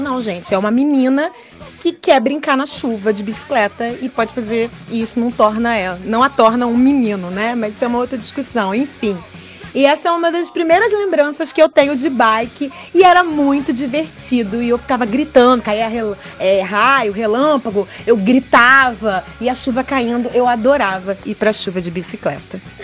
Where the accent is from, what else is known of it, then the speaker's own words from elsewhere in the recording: Duque de Caxias, Rio de Janeiro, Brazil; Eu sou de Duque de Caxias.